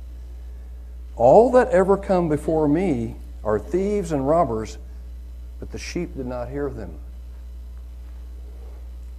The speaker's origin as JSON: {"language": "English", "region": "Oklahoma", "country": "United States", "said": "I'm from Oklahoma"}